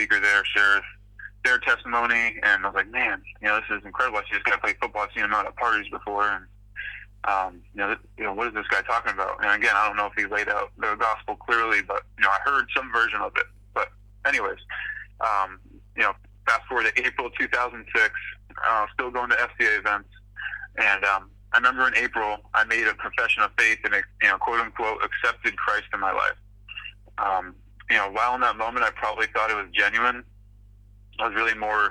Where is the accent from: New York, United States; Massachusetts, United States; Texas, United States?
Massachusetts, United States; Falmouth; I grew up in Falmouth, Massachusetts. It's a little town on Cape Cod, on the east coast of Massachusetts